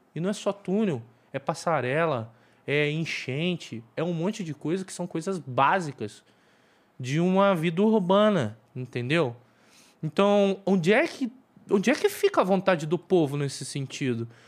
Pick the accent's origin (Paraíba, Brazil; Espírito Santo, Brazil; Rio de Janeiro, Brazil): Rio de Janeiro, Brazil; Baixada Fluminense; moved away; also born or lived in Tijuca, Rio de Janeiro; eu sou da Baixada